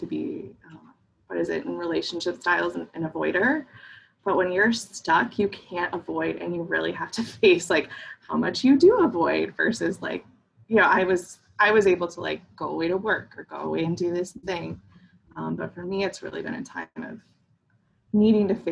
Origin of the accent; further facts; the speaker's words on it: Midwest, United States; I grew up in the Midwest and in the 90s, and we don't do feelings here